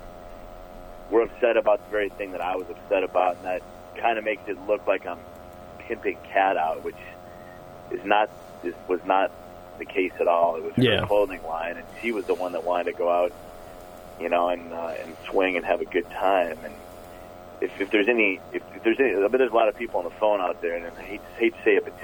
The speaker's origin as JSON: {"language": "English", "town": "Twig", "region": "Minnesota", "country": "United States", "tie": "born or raised there", "said": "a kid growing up in Twig, Minnesota"}